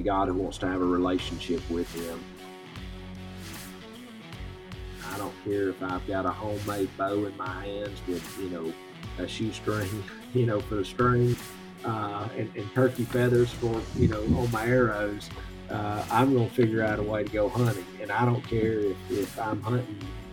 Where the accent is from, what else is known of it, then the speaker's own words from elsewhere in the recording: Georgia, United States; moved away as an adult; now in Kentucky, United States; I'm originally from Georgia